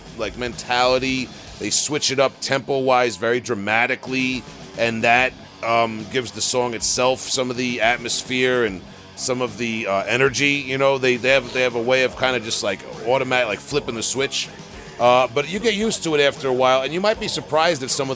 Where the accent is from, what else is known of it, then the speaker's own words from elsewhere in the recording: Suffolk County, Long Island, New York, United States; I'm from Suffolk County, Long Island